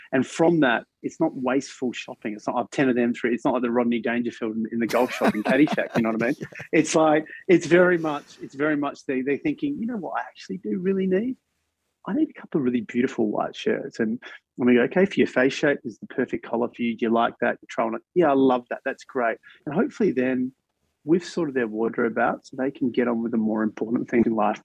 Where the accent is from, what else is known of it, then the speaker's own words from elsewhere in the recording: Australia; as an Australian